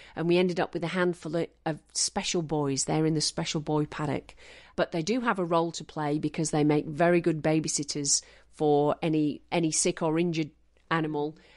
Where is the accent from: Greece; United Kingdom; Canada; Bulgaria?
United Kingdom; Manchester, North West England; also born or lived in Western Australia; now in Stanthorpe, Australia; I grew up in Manchester